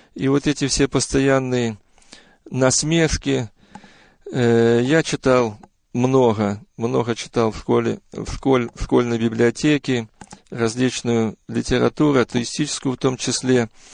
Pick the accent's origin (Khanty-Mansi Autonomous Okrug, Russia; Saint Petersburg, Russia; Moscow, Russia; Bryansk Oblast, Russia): Bryansk Oblast, Russia; Bryansk; now in Auburn, United States; Родился я э, в 1956 году в многодетной семье верующих родителей в городе Брянске